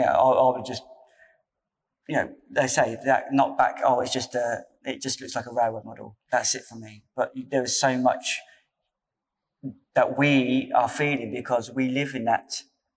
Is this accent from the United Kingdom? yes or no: yes; Portsmouth, South East England, United Kingdom; we're from Portsmouth.